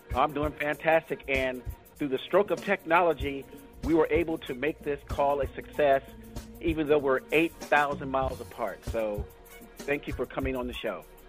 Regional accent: Florida, United States; now in San Francisco, United States; I was born in Florida, down in actually Miami and the Tampa area

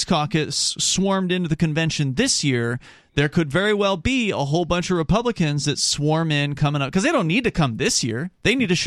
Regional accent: Sarasota, Florida, United States; now in New Hampshire, United States; where I grew up in Sarasota, Florida

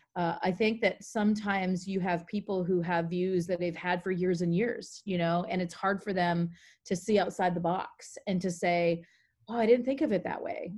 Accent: Maine, United States; moved away as an adult; also born or lived in Carlsbad, California; I'm originally from Maine. That's where I grew up

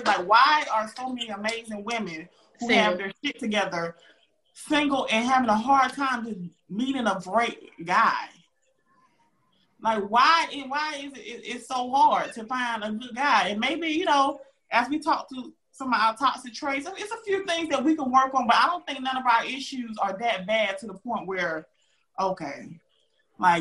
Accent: Augusta, Georgia, United States; moved away; I'm from Augusta, Georgia

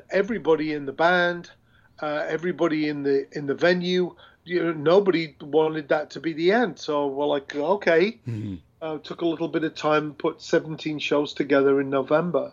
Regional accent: England, United Kingdom; now in United States; I grew up in England

